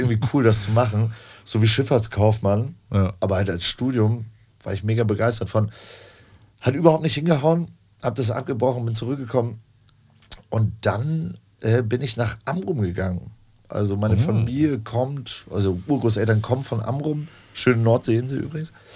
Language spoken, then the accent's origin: German; Hamburg, Germany; also born or lived in Elsfleth; ich bin gebürtiger Hamburger, habe hier tatsächlich aber nur so Aushilfsjobs gemacht neben der Schule